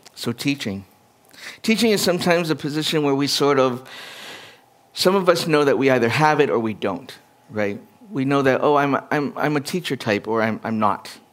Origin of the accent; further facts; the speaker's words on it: Edmonton, Alberta, Canada; also born or lived in Winnipeg, Manitoba; My hometown was from Edmonton.